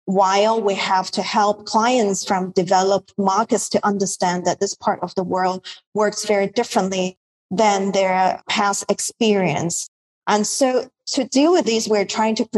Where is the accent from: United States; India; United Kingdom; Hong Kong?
Hong Kong; now in Bali, Indonesia; I'm based in Bali, Indonesia, but I'm from Hong Kong originally.